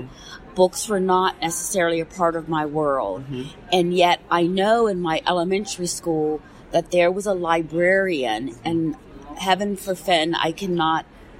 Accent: United States; we come together as Americans.

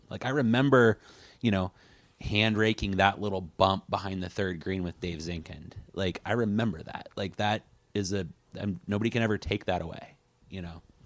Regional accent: Coos Bay, Oregon, United States; I was born and raised in Coos Bay

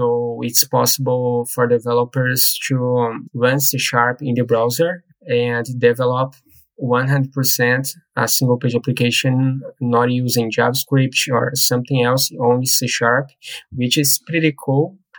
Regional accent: Brazil; now in Dublin, Ireland; Sure. I'm from Brazil, but I live in Ireland, Dublin.

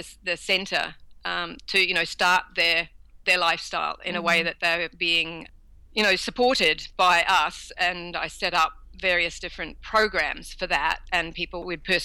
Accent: New Zealand; also born or lived in Canada; now in Australia; originally we're from New Zealand. We moved out to Canada

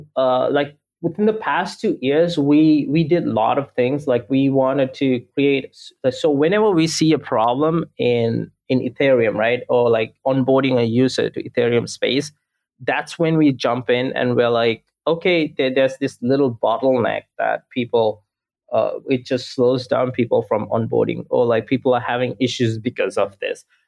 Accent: Sri Lanka; now in Los Angeles, United States; I'm based in Los Angeles, but I'm originally from Sri Lanka

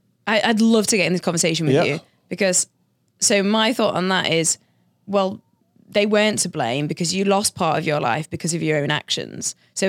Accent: Sheffield, Yorkshire and the Humber, United Kingdom; Well, I'm from Yorkshire, which is the county, and the city I'm from is called Sheffield.

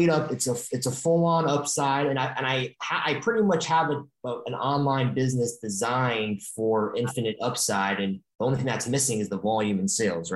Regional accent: Stamford, Connecticut, United States; moved away; also born or lived in Indiana; I'm not from Los Angeles. I'm actually from Connecticut. So I know Westchester very well. I'm from Stamford, Connecticut.

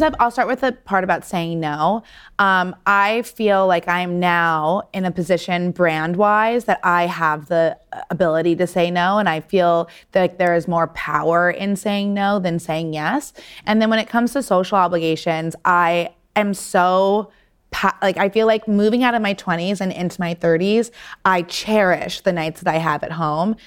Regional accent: New York City, New York, United States; growing up in New York City, I knew the places I wanted to go to get blowouts

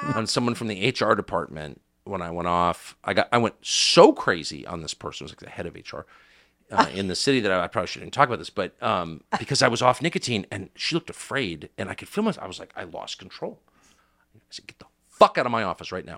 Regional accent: United States; I'm an American

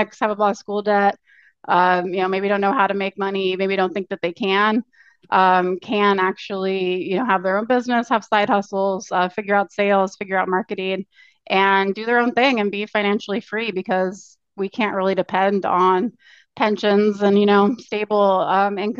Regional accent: Orange County, California, United States; moved away as an adult; also born or lived in Santa Cruz, California / Taiwan / South Korea; now in Portland, United States; I'm actually from Orange County, California. Grew up there, but I've lived all over pretty much.

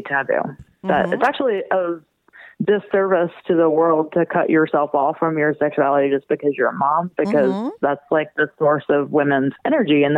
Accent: right outside of New Orleans, Louisiana, United States; I was born and raised right outside of New Orleans, Louisiana

